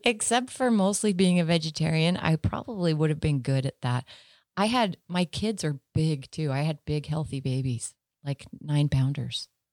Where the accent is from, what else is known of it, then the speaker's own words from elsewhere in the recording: Sandy, Utah, United States; also born or lived in Arizona; I grew up in Sandy.